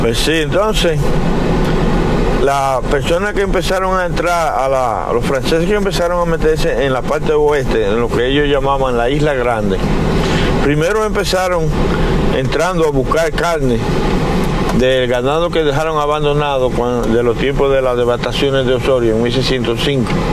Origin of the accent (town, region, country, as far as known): Dominican Republic